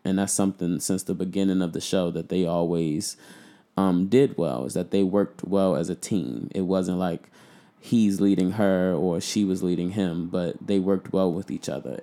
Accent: Baltimore, Maryland, United States; I'm from Baltimore

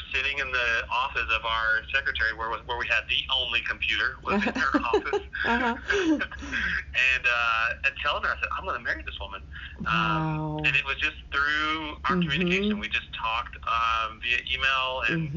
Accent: Hobbs, New Mexico, United States; moved away as an adult; also born or lived in Tennessee; I grew up in New Mexico.

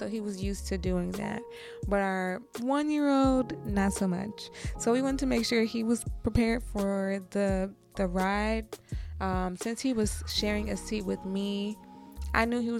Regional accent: Michigan, United States; moved away; my hometown in Michigan

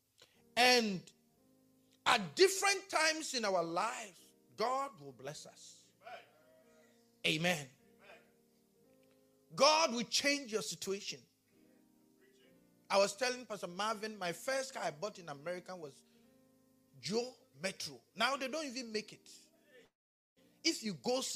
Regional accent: Ghana; accent: Ghanaian; my Ghanaian accent

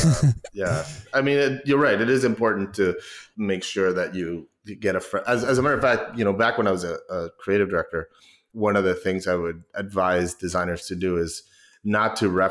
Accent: Mexico; now in United States; I wish I had an accent, to be honest. I think it would – serve me better. People don't believe I'm from Mexico.

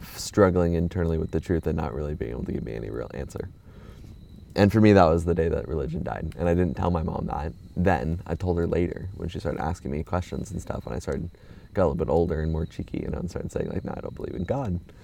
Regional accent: Orange County, California, United States; born or raised there; moved away

